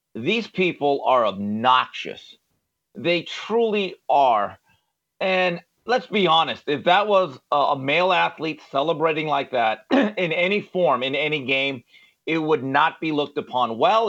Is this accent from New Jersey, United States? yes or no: no; Valencia, California, United States; as a young person growing up in Valencia, California